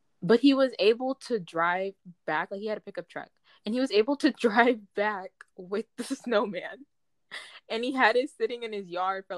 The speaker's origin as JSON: {"language": "English", "region": "California", "country": "United States", "said": "I'm from California, y'all. Like, it does not snow, like, in the slightest."}